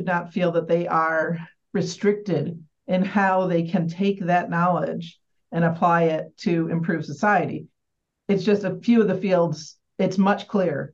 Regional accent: Michigan, United States; moved away as an adult; now in Albany, United States; I grew up in Michigan. I spent most of my career in Michigan.

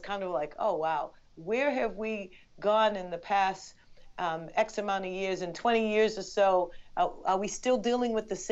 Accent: Boston, Massachusetts, United States; I'm Bostonian, but my family's from Barbados

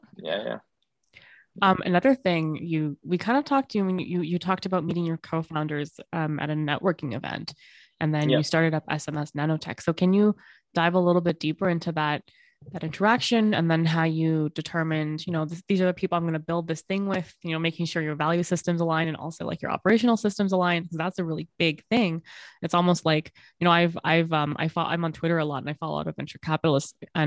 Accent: Bangladesh; I'm from Bangladesh

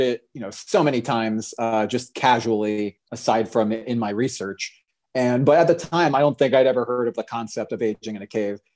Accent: Orlando, Florida, United States; I grew up in Orlando, Florida.

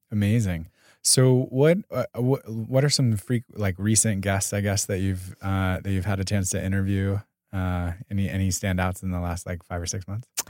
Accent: Pasadena, California, United States; also from Pasadena

